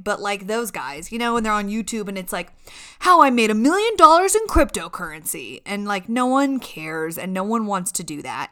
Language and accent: English; California, United States; moved away as an adult; now in Colorado Springs, United States; we're from California